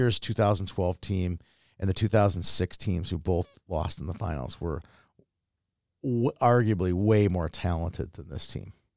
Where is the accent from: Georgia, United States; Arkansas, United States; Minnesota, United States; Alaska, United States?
Minnesota, United States; I am from Minnesota